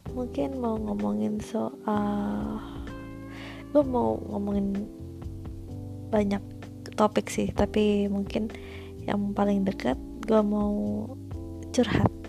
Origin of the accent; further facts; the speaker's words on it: Cibubur, West Java, Indonesia; also born or lived in Bekasi; lahir di Bekasi tapi gue bukan anak Bekasi karena gue lahirnya di ping lahirnya gue tinggalnya di pinggiran Bogor gitu Kabupaten Bogor masuk masuknya daerah Cibubur